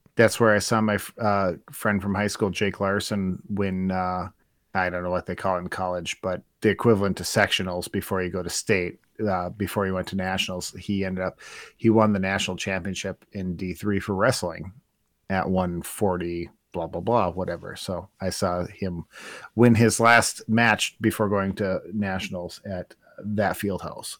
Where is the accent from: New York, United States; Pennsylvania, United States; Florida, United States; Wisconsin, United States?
Wisconsin, United States; Spooner; also born or lived in Duluth, Minnesota; where I grew up in Spooner